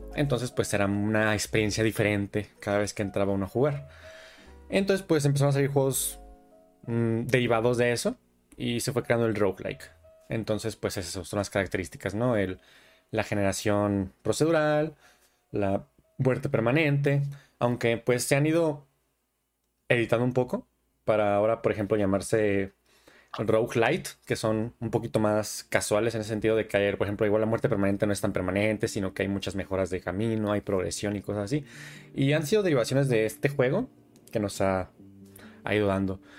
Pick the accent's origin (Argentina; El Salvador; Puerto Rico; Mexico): Mexico; southern Michoacán; Yo soy del estado de Michoacán